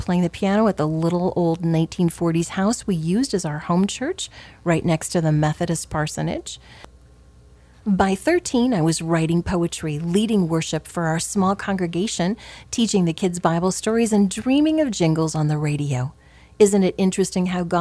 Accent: Southwest Iowa, United States; Growing up in Southwest Iowa, I lived in a small town

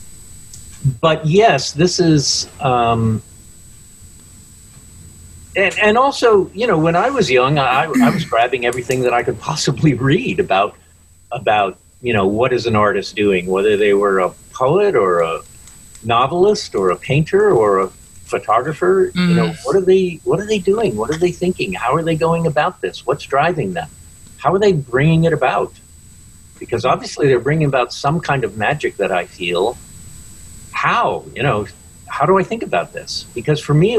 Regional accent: United States; moved away as an adult; also born or lived in Detroit, Michigan / Portsmouth area, New Hampshire; I was born in Detroit, but I grew up in Connecticut and Long Island

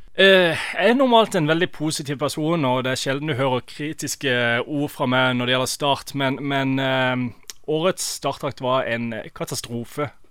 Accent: Norway; now in United States

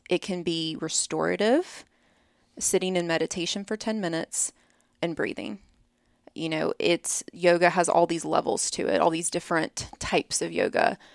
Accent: Birmingham, Alabama, United States; moved away as an adult; now in Columbus, United States; I'm from Birmingham

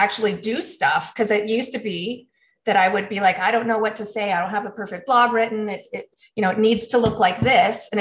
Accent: Helena, Montana, United States; now in Denver, United States; I'm originally from Helena, Montana.

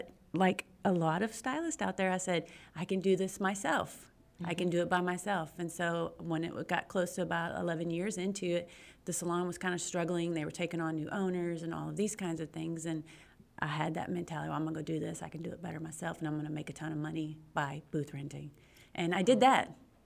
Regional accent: Pearland, Texas, United States; I'm from Pearland, Texas. Awesome. And I've been here my whole life.

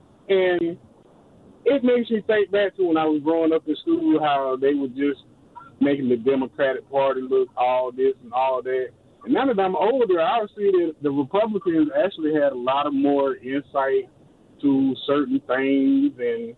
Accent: Georgia, United States; I'm 45 years old, and I grew up in Georgia. I'm an African-American male

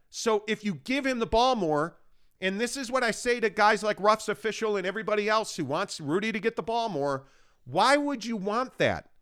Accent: Chicago, Illinois, United States; moved away; I was born and raised in Chicago

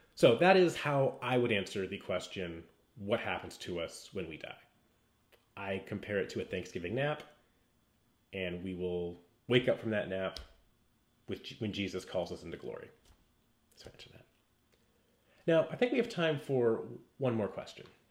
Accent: West Coast, United States; I grew up on the West Coast

